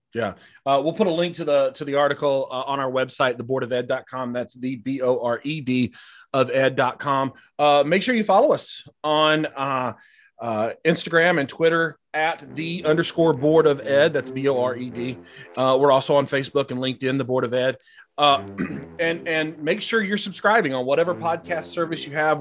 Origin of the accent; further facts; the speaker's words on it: United States; as an American society